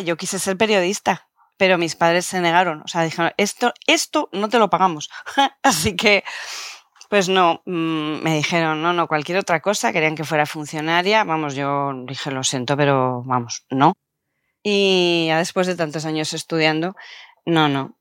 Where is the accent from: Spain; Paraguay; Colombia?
Spain; Canary Islands